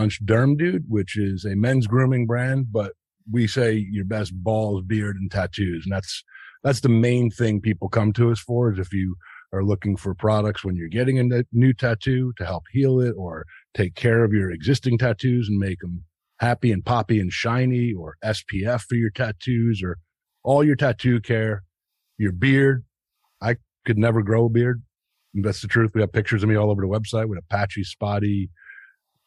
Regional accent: United States; I'm from New Jersey, New York

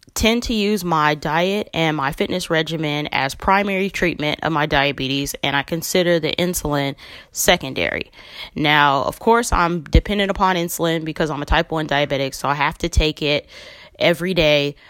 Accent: Los Angeles, California, United States; I'm from Los Angeles, California

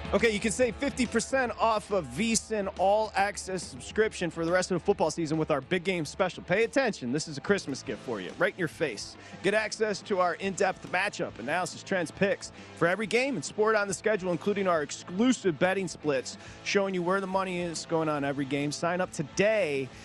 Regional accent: Michigan, United States; I'm from Michigan

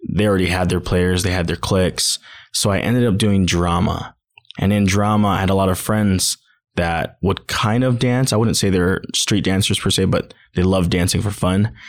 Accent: Hawaii, United States; also born or lived in Southeast Idaho; now in Idaho, United States; I'm originally from Hawaii

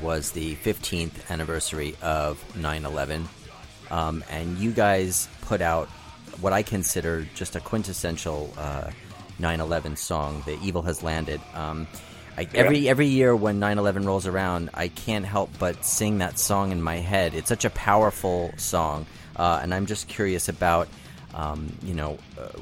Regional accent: New York, United States; as a New Yorker

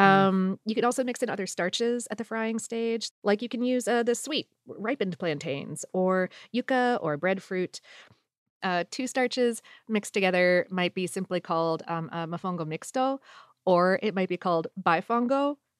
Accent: South Florida, United States; moved away as an adult; now in Atlanta, United States; I grew up in South Florida and went to college in Central Florida

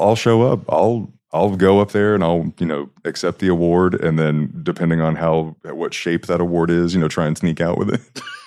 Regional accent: Huntsville, Alabama, United States; moved away as an adult; now in Utah, United States; i grew up just outside of a place called Huntsville

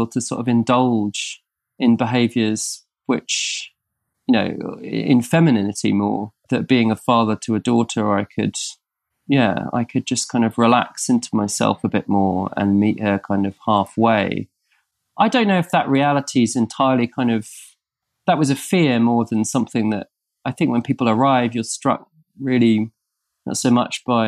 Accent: Norfolk, East of England, United Kingdom; we grew up in Norfolk in the countryside

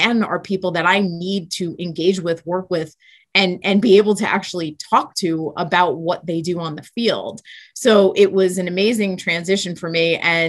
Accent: Flushing, New York, United States; So it's a part of Queens. And I grew up in a very small house in Queens, went to Catholic grammar school, went on to a Catholic high school named St. Francis Prep.

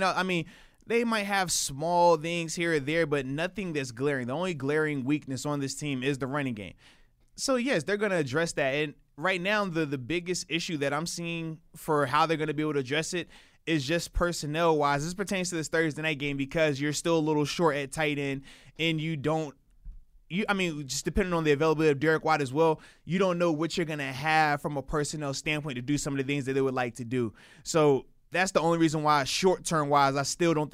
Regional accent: East Coast, United States; moved away; in my hometown, like, we're playing near D.C., Carolina, Philly, New York, like, any of those places, because a lot of my folks on the East Coast

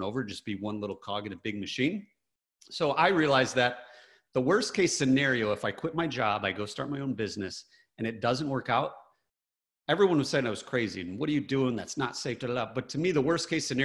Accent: Michigan, United States; I grew up in Michigan, very blue collar

